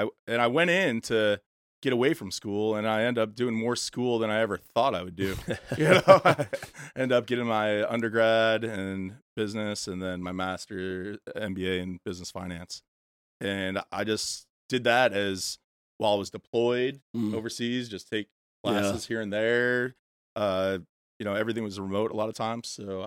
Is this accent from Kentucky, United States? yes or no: no; Illinois, United States; I was born in Illinois, suburbs of Chicago, grew up there, middle-class life